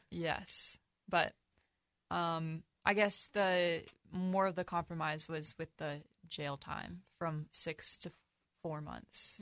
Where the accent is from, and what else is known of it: United States